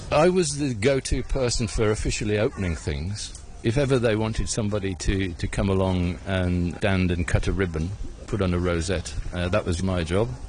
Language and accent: English; United Kingdom; moved away as an adult; also born or lived in Hong Kong; being a British officer in a very remote area of Hong Kong